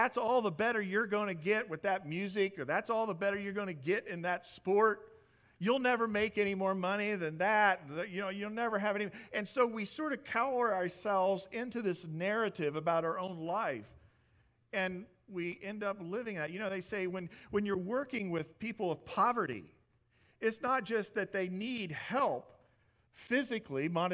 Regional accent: Midwest, United States; moved away; I come from the Midwest

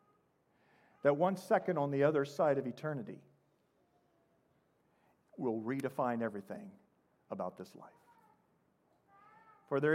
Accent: Midwest, United States; moved away; also born or lived in Indianapolis, Indiana; I come from the Midwest.

